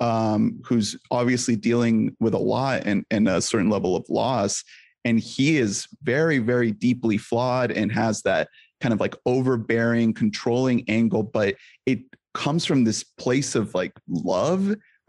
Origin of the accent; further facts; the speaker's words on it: Colombia; moved away; because I'm an immigrant myself. I'm from Colombia.